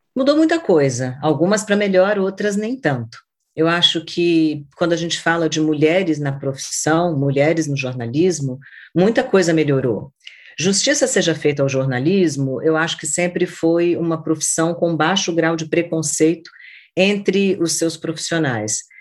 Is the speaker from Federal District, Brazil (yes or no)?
yes; Brasília, Federal District, Brazil; da minha cidade natal, que é Brasília. Eu nasci quando Brasília ainda era uma promessa de cidade